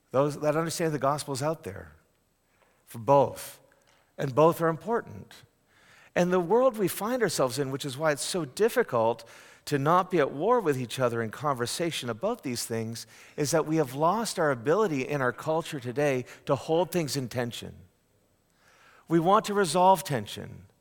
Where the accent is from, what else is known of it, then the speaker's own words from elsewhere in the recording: Northeast, United States; Um, I'm from the Northeast. We call those people with love the frozen chosen.